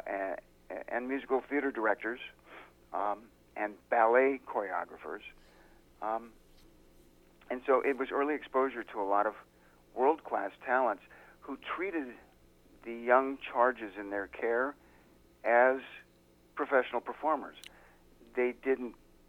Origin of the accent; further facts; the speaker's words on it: San Diego, California, United States; also born or lived in Los Angeles; I grew up in San Diego